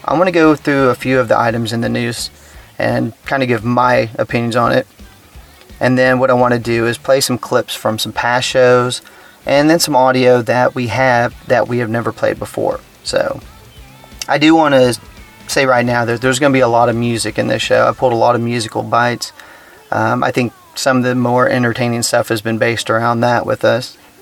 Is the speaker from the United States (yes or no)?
yes; Texas, United States; being a Texan